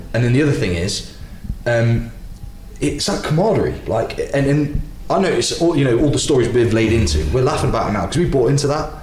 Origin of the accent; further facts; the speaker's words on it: Leicestershire, East Midlands, United Kingdom; growing up in Leicestershire